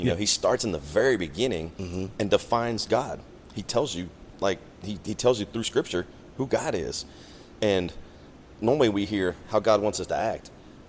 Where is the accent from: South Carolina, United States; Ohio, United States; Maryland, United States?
Maryland, United States; moved away as an adult; I'm originally from Maryland.